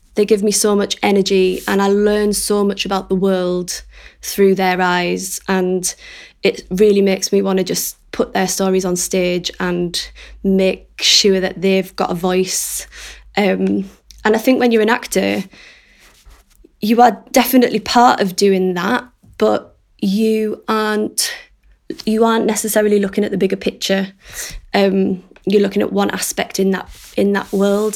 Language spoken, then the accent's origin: English; Middlesbrough, North East England, United Kingdom; now in North Shields, United Kingdom; I am a director from Middlesbrough, but I now live in North Shields